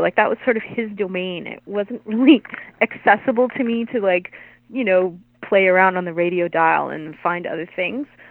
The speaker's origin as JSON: {"language": "English", "town": "Hamilton", "region": "Ontario", "country": "Canada", "said": "I'm from Hamilton"}